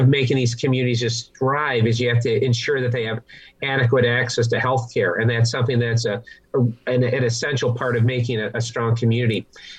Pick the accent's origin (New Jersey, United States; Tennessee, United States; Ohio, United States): Ohio, United States; Cleveland; moved away; I come from a steel town, Cleveland, Ohio